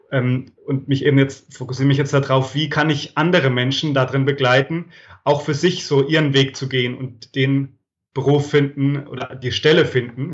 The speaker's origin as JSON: {"language": "German", "area": "Franconia", "region": "Bavaria", "country": "Germany", "also_born_or_lived": "abroad", "moved": "yes", "lives_now": "Freiburg, Germany", "said": "ich komme aus dem schönen Frankenland. Hm. Ich, ich wohne da, also bei Würzburg, Schweinfurt, aber ich wohne da schon länger nicht mehr."}